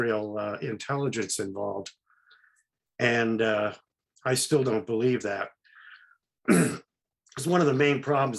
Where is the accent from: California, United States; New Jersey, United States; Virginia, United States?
California, United States; Oakland; also born or lived in Marin County area, California; I was born in Oakland, which is nearby.